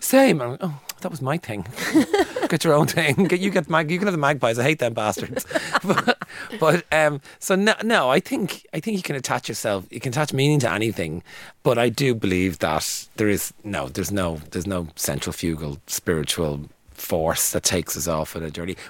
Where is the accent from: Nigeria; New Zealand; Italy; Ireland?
Ireland; Dublin, Leinster; when I grew up in Coolock